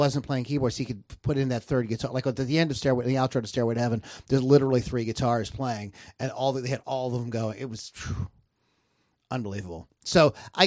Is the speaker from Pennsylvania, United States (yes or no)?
yes; Canonsburg, Pennsylvania, United States; I'm from Cannonsburg.